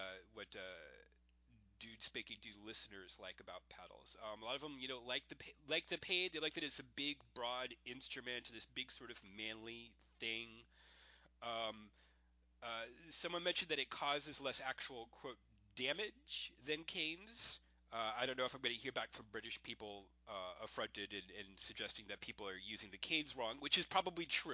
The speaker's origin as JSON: {"language": "English", "region": "Florida", "country": "United States", "tie": "born or raised there", "said": "I went to school in Florida"}